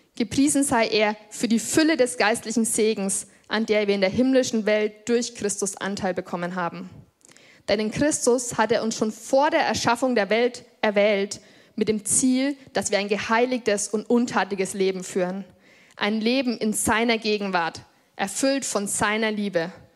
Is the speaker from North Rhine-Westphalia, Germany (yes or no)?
no; Lichtenfels district, Bavaria, Germany; Ich bin hier im Landkreis geboren und ich glaube, seitdem ich so fünf oder sechs Jahre alt bin, gehen meine Eltern hier in diese Gemeinde. Ich bin quasi hier groß geworden